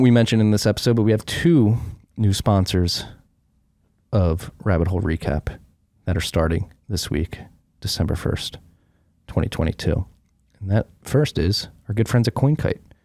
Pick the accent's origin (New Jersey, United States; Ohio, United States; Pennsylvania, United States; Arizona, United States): Pennsylvania, United States; Philadelphia; moved away; also born or lived in Brooklyn, New York; growing up in Philly